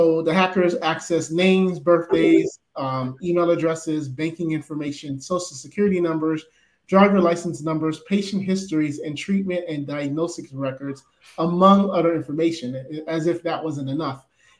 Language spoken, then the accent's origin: English; Broward County, Florida, United States; Yeah, so this is my hometown